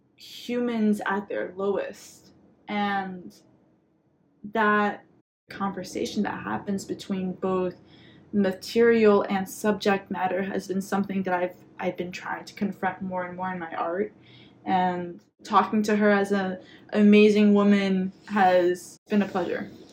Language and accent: English; Quebec, Canada; my Quebecois identity and um, being Franco Canadian